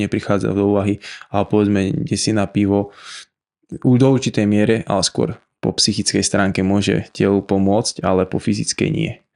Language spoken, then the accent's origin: Slovak; Žilina, Žilina Region, Slovakia; Som zo Žiliny